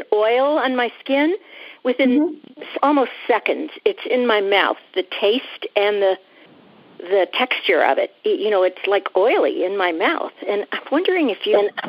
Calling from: Fort Mitchell, Kentucky, United States; I am calling from Fort Mitchell, Kentucky.

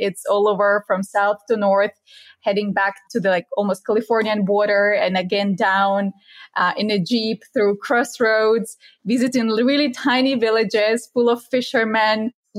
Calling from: Dominican Republic; I'm joining in from the Dominican Republic, and I'm having my Argentinian Malbec today.

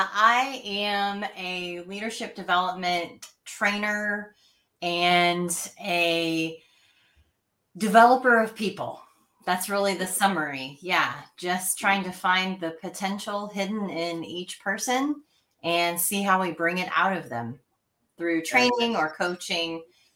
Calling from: Nashville, Tennessee, United States; Nashville, Tennessee.

